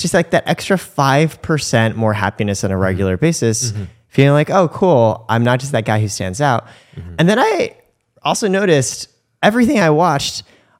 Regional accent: Indiana, United States; moved away as an adult; also born or lived in California; So I grew up in the United States. Specifically, I grew up in Indiana.

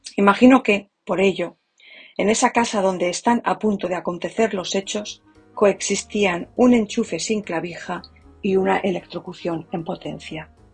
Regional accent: Spain; now in United States; A partir de mañana habré vivido más tiempo en Estados Unidos que en mi país

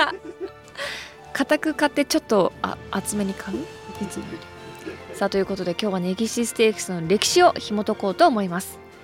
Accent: Hokkaido, Japan; moved away; 私の故郷北海道をいろんな視点からフューチャーして

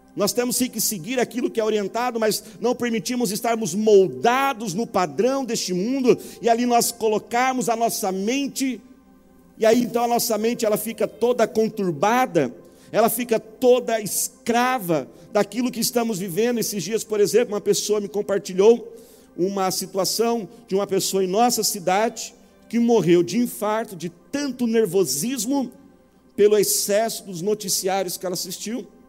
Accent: Brazil; Todos nós, como brasileiros

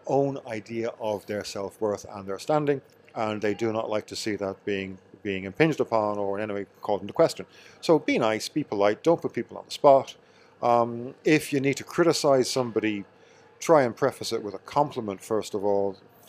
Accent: County Meath, Ireland; No, I'm from Meath.

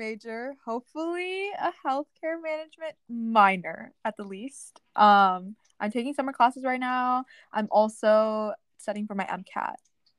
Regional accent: Round Rock, Texas, United States; Currently, we're both from the Round Rock area.

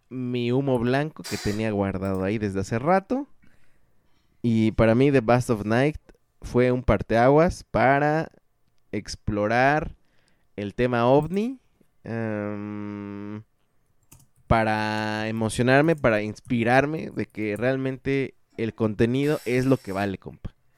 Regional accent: Cocotitlán, State of Mexico, Mexico; Tierra mía también

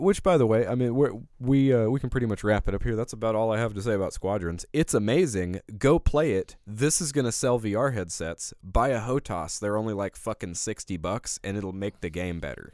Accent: Alabama, United States; I'm from Alabama.

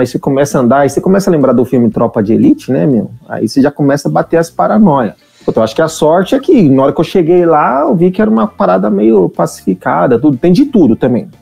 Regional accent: São Paulo, Brazil; sou do Capão Redondo

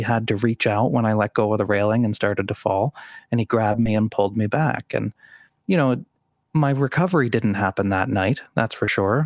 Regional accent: Sydney, Nova Scotia, Canada; moved away as an adult; my, uh, small hometown of Sydney, Nova Scotia

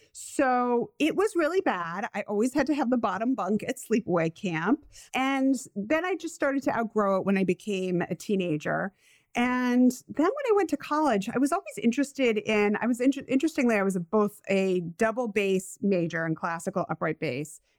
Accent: Rhode Island, United States; accent: Rhode Islander / New England; my Rhode Islander accent

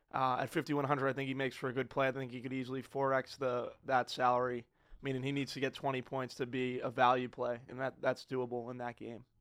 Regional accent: Boston, Massachusetts, United States; being an Italian kid growing up in the North End

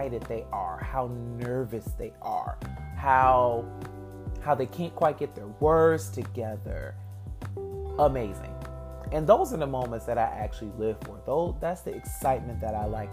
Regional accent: Detroit, Michigan, United States; as a little Black boy growing up in metropolitan Detroit

